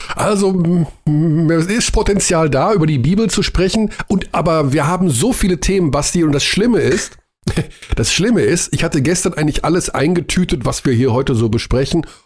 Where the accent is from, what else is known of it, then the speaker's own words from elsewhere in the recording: Germany; als wir Deutschen